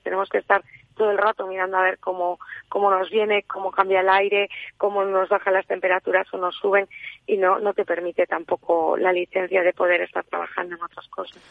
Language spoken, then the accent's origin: Spanish; Sierra de la Culebra, Castile and León, Spain; yo nací en la Sierra de la Culebra